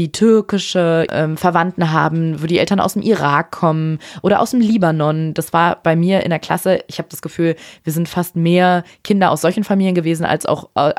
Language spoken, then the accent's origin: German; Afghanistan; dass wenn ich mittlerweile sage, ich komme aus Afghanistan, wenn ich gefragt werde, dass ich kriege ganz andere Reaktionen